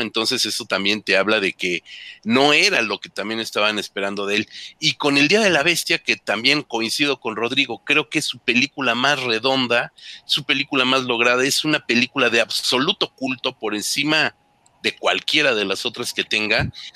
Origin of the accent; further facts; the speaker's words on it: Mexico; nosotros como mexicanos